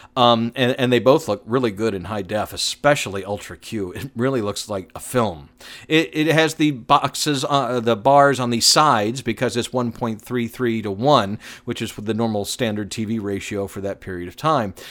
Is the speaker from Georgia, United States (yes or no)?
yes; Atlanta, Georgia, United States; Growing up in Atlanta, I used to watch a lot of T B S